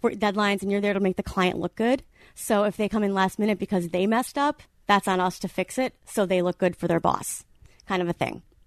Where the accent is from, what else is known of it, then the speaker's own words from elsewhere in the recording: Wisconsin, United States; moved away as an adult; also born or lived in Madison, Wisconsin; now in Orange County, United States; I'm from Wisconsin